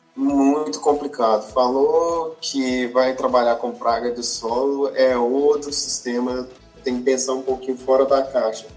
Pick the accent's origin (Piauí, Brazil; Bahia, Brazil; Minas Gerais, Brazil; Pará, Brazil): Minas Gerais, Brazil; Pompéu; moved away as an adult; also born or lived in Viçosa, Minas Gerais / Jaboticabal, São Paulo; eu sou natural de Pompeu, Minas Gerais